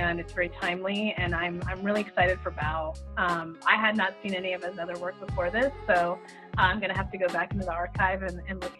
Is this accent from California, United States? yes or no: yes; the Bay Area, California, United States; I grew up in the Bay Area. I've lived in San Francisco for a really long time